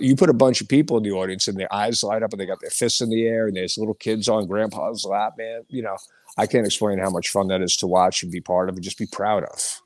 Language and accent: English; Hicksville, New York, United States; moved away as an adult; also born or lived in Brooklyn, New York; now in Pennsylvania, United States; when I was a kid growing up on Long Island